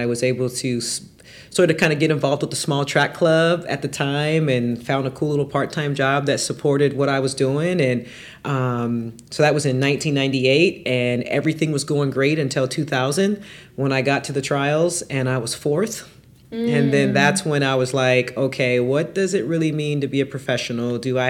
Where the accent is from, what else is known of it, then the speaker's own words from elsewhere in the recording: Seattle, Washington, United States; moved away as an adult; also born or lived in Auburn, Alabama; now in Indianapolis, United States; So born and raised in Seattle, Washington.